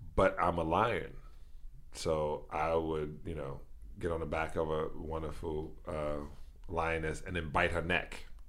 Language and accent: English; New York, United States; born or raised there